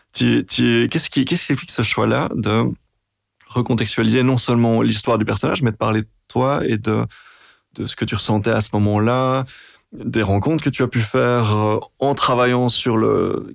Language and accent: French; Brussels-Capital Region, Belgium; quand on est bruxellois